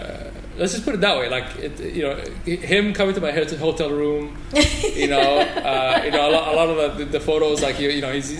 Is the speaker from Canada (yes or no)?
yes; Toronto, Ontario, Canada; now in Dubai, United Arab Emirates; I grew up in Toronto.